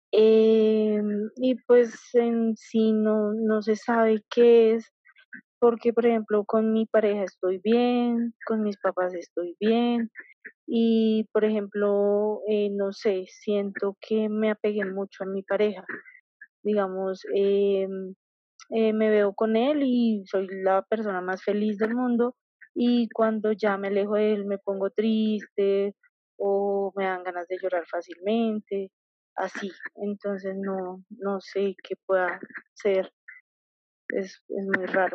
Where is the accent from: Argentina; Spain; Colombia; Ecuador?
Colombia; yo soy de Colombia